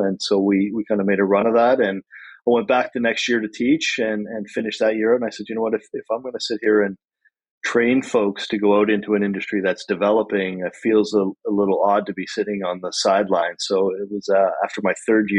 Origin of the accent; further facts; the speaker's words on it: Wolfville, Nova Scotia, Canada; which brought us back here to the Valley, where I grew up. I grew up in Wolfville.